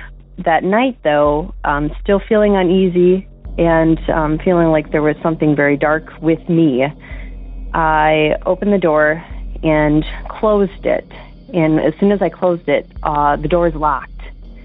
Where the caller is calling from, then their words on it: Wisconsin, United States; Hey, Derek. I'm calling from Wisconsin, and I'm calling about something that had happened to me a couple of years ago.